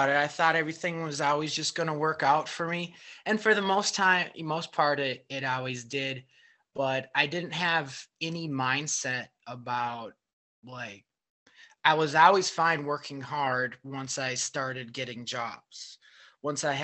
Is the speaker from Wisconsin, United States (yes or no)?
yes; Superior, Wisconsin, United States; moved away as an adult; also born or lived in Seattle / Madison / Milwaukee; I grew up in Superior, Wisconsin, which is really far north of Milwaukee.